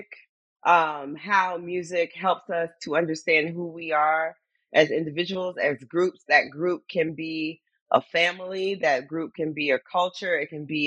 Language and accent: English; Florida, United States; Most of my Black teachers, Girl Scout leaders were all Black college grads growing up in Florida